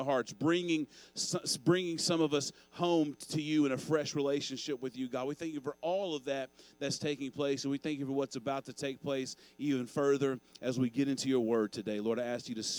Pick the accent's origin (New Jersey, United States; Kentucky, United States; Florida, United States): Kentucky, United States; Owensboro; When I was a kid growing up in Owensboro, Kentucky